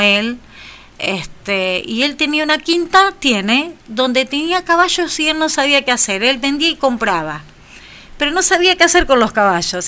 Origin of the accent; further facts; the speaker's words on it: General Villegas, Buenos Aires Province, Argentina; me cuesta mucho irme de mi pueblo